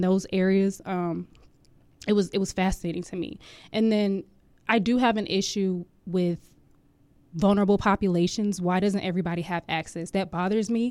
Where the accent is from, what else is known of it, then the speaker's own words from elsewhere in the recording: Jacksonville, Florida, United States; moved away as an adult; now in Hampton Roads, Virginia, United States; I am originally from Jacksonville, Florida